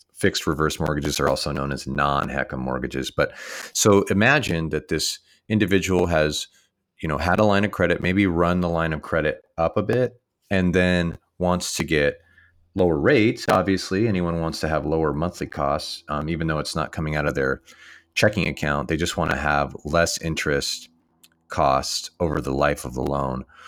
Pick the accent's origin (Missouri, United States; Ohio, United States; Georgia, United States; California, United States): California, United States; San Luis Obispo; here in my hometown